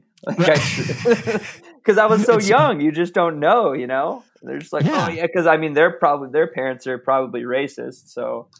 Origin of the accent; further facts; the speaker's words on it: Los Angeles, California, United States; So I was born in LA. I was born in Whittier.